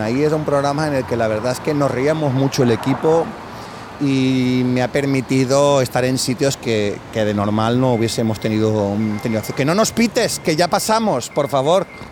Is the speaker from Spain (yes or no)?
yes; Sueca, Valencian Community, Spain; now in Valencia, Spain; En mi pueblo también, en Sueca